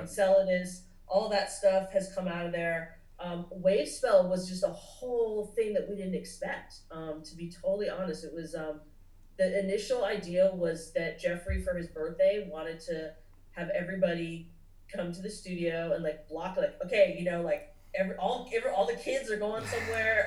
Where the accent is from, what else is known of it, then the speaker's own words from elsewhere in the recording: Nashville, the South, United States; also born or lived in Los Angeles, United States; growing up in the South